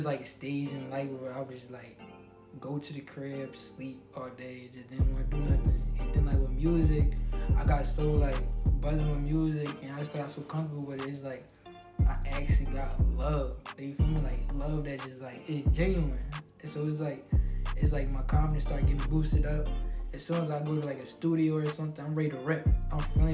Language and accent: English; Harrisburg, Pennsylvania, United States; people from my hometown started seeing me going on trips back to back. I was still in school